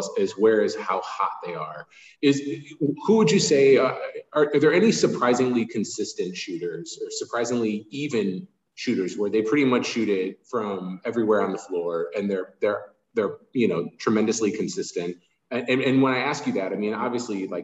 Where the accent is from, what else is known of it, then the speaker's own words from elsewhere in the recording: Chicago, Illinois, United States; I enjoyed the Jordan era for my entire childhood. So I'm from Chicago